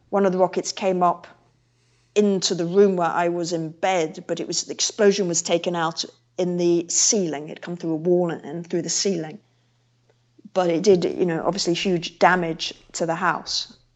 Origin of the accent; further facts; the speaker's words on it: England, United Kingdom; now in Iraq; I was like … from England, come to volunteer.